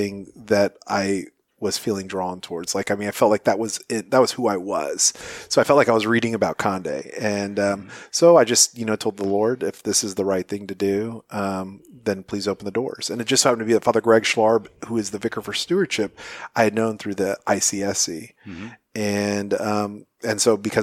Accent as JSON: {"language": "English", "town": "Corpus Christi", "region": "Texas", "country": "United States", "tie": "born or raised there", "moved": "as an adult", "lives_now": "Phoenix, United States", "said": "born and raised in Corpus Christi, Texas"}